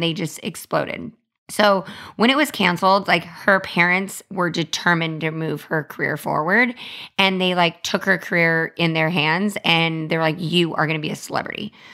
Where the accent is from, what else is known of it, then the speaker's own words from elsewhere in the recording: Los Angeles, California, United States; I grew up in Hollywood with, like, some of these crazy childhood stars